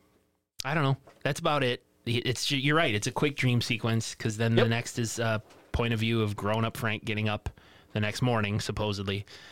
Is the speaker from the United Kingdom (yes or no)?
yes; England, United Kingdom; Actually, I'm English.